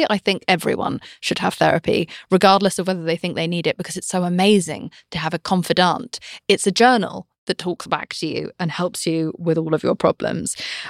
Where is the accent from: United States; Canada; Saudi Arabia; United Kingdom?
United Kingdom